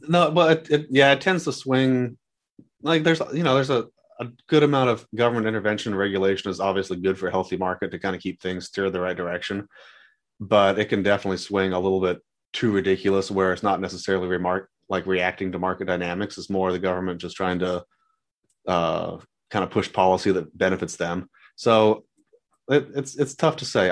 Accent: San Diego, California, United States; moved away as an adult; now in Dallas, United States; growing up in San Diego

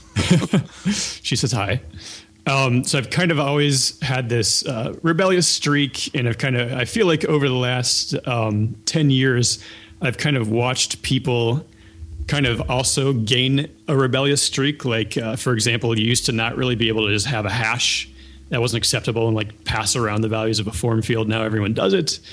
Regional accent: Ohio, United States; I grew up in Ohio

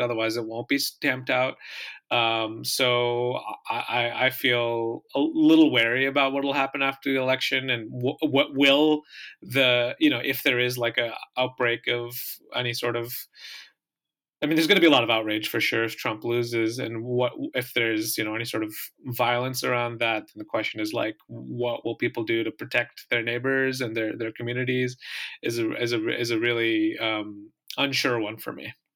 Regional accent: Michigan, United States; growing up in Michigan

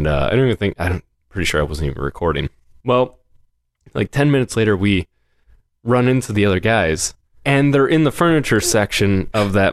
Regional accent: Livonia, Michigan, United States; we grew up in Livonia

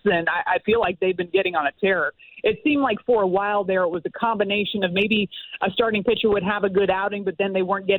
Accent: just outside of Los Angeles, California, United States; moved away; also born or lived in Houston, Texas / Tennessee; I was born in Houston, lived there for a little while, and then grew up just outside of Los Angeles

